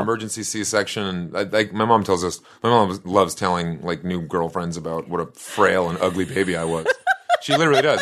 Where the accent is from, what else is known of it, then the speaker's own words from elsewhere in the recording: Boston, Massachusetts, United States; I grew up in the South End of Boston